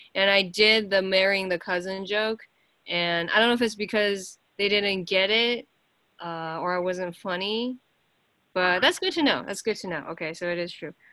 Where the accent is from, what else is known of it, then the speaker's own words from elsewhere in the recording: United States; I'm an American